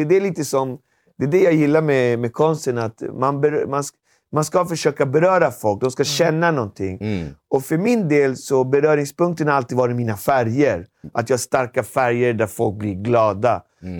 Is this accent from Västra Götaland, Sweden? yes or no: no; Alby, Stockholm County, Sweden; vi växte upp väldigt enkelt i Alby